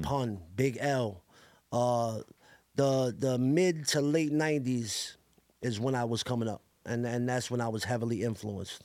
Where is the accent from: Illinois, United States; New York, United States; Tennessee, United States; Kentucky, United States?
New York, United States; New York City; also born or lived in Staten Island; I grew up in Coney Island my whole life